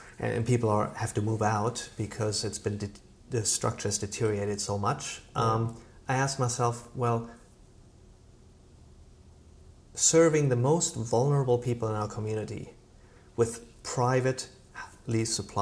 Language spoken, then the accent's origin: English; Germany; now in Vancouver, Canada; when I grew up in Germany, I grew up in a rental row house